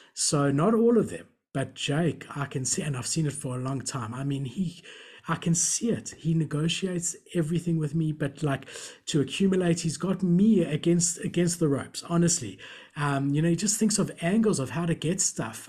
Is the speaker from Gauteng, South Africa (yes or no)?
yes; Johannesburg, Gauteng, South Africa; also born or lived in Melbourne, Australia; I was born in Melbourne, so I've got a blue passport. And when I was about seven years old, my parents immigrated back to South Africa